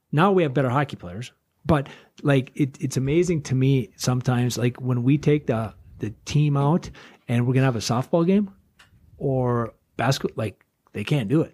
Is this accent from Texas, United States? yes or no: no; Duluth, Minnesota, United States; I'm from Duluth